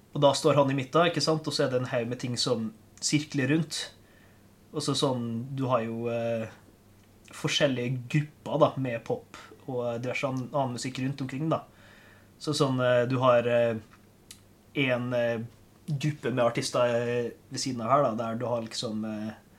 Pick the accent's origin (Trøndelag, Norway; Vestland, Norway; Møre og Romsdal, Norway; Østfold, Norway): Møre og Romsdal, Norway; Molde; now in Kristiansand, Norway; hvis dere stusser på dialekt, så er jeg fra Molde